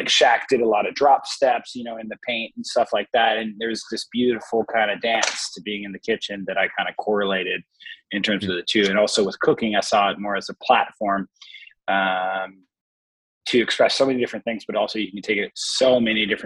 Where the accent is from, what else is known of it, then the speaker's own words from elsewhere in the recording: Los Angeles, California, United States; So I grew up in Los Angeles, California. More specifically, I grew up in Echo Park, Silver Lake kind of area